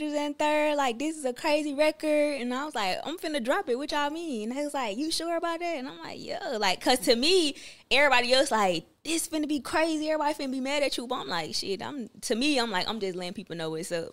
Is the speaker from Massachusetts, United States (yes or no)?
no; Atlanta, Georgia, United States; all the people from the city of Atlanta, we take that serious just because we was born and raised there.